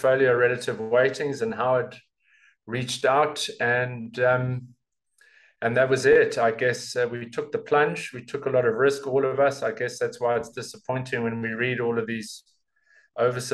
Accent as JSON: {"language": "English", "country": "South Africa", "said": "being a South African"}